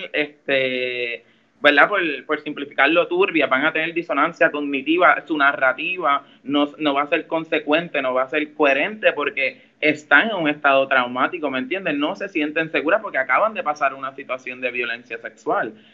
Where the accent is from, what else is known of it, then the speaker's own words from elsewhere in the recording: Mayagüez, Puerto Rico; Soy de Mayagüez y soy líder feminista en el oeste